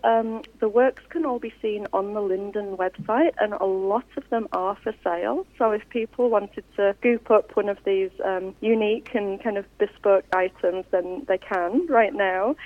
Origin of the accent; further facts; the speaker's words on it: Yorkshire and the Humber, United Kingdom; now in Australia; I'm from West Yorkshire originally